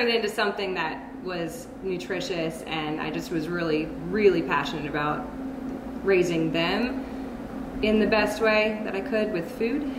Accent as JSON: {"language": "English", "region": "North Carolina", "country": "United States", "tie": "born or raised there", "moved": "as an adult", "lives_now": "Royersford, United States", "said": "I grew up in North Carolina."}